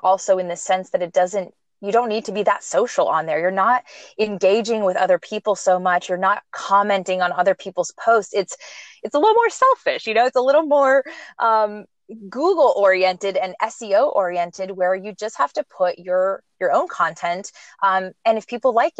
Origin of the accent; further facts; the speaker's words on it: Montreal, Quebec, Canada; moved away; also born or lived in California; I'm originally from Montreal, Canada, but I lived and moved in to California for, lived there